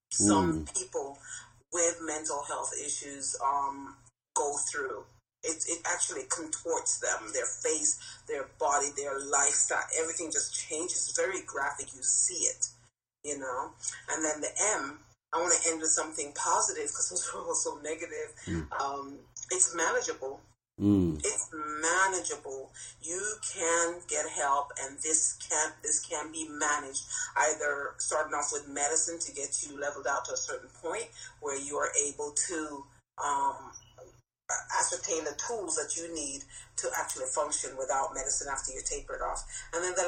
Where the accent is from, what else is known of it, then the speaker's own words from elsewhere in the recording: Jamaica; moved away; I'm Jamaican, so coming from an island like way in Jamaica, in the country